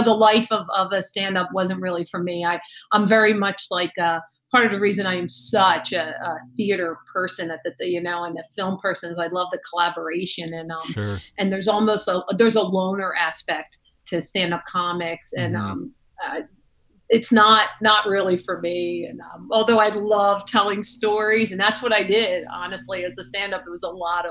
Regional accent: Philadelphia, Pennsylvania, United States; I grew up in South Philly, which is Rocky Balboa territory

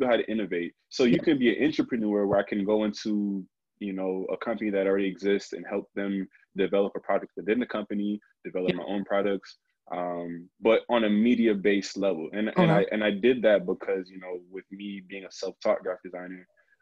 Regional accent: New Jersey, United States; I'm from Jersey

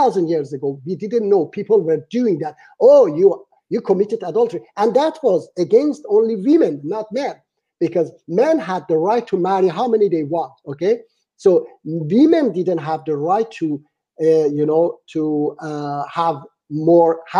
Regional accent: Iran; moved away; my home country, Iran

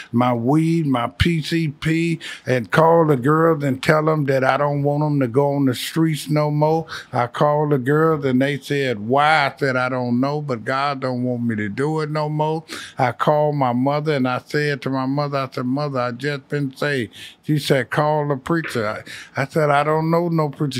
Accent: Chicago, Illinois, United States; moved away; also born or lived in California; I'm from Chicago.

